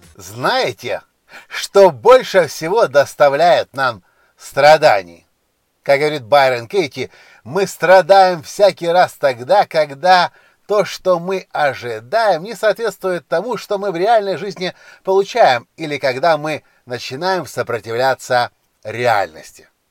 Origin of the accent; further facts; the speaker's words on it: Ukraine; я не из России, я из Украины